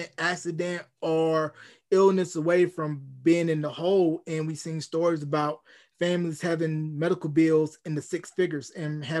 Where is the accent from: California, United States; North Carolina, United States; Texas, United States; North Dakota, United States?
North Carolina, United States; Roanoke Rapids; now in New Mexico, United States; my hometown of Runner Rapids, North Carolina